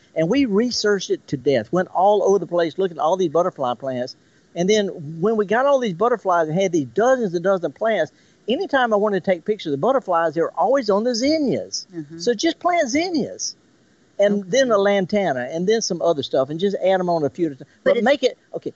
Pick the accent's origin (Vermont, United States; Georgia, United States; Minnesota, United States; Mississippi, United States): Mississippi, United States; the Mississippi Delta, United States; I was raised in the Delta.